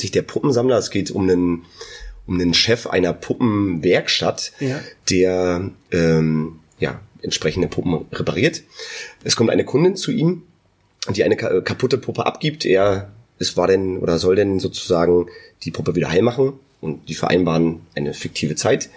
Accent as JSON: {"language": "German", "area": "near Neubrandenburg", "region": "Mecklenburg-Vorpommern", "country": "Germany", "said": "Wir sind beide äh, aus der Nähe von Neubrandenburg"}